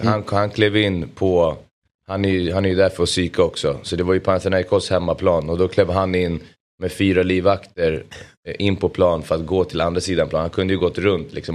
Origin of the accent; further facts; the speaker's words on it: Solna, Stockholm County, Sweden; jag är uppvuxen i Solna